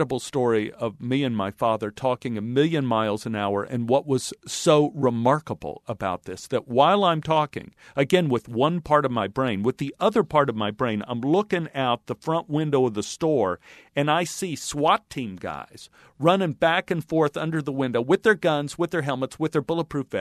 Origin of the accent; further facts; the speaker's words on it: Texas, United States; I grew up in Texas where a man's grocery cart is sacrosanct